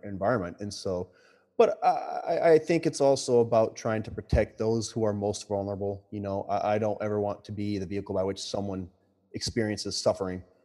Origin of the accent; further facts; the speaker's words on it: New York, United States; now in Boston, United States; this is a New Yorker saying this. You know, I'm, I'm not from Boston